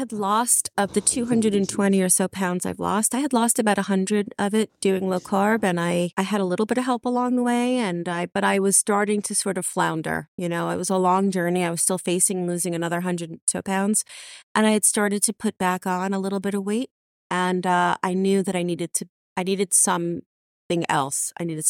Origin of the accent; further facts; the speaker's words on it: New York, United States; And, you know, I grew up outside of New York City.